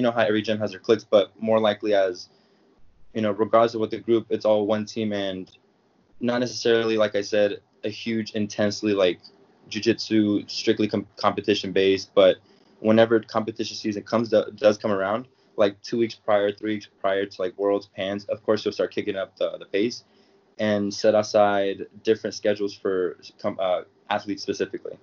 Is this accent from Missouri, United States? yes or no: no; Sacramento, California, United States; born or raised there; now in Arizona, United States